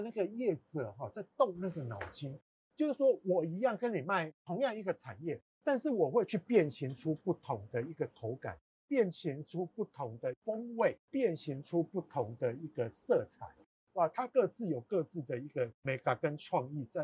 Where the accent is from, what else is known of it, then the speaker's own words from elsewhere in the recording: southern Taiwan, Taiwan; 像我是南部人